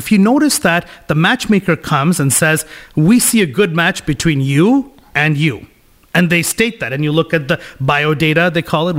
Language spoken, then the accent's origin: English; Kolkata, West Bengal, India; now in Canada; I'm from India, Calcutta, the poorest city in the world.